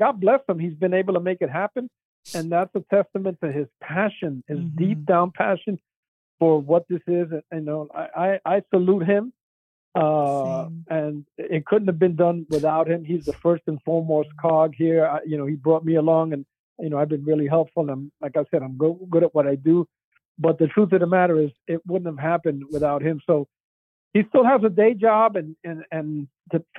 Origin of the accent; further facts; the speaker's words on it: New York City, New York, United States; I grew up in the South Bronx